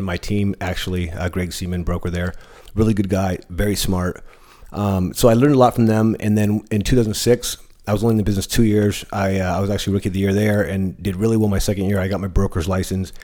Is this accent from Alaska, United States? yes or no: no; San Diego, California, United States; also born or lived in East County, San Diego; I'm born and raised in San Diego. I've been here. I'm 41 years old. Grew up in South Bay in San Isidro